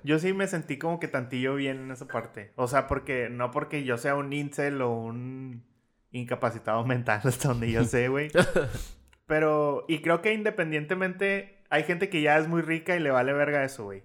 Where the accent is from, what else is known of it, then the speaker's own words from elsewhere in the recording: Mexico; somos mexicanos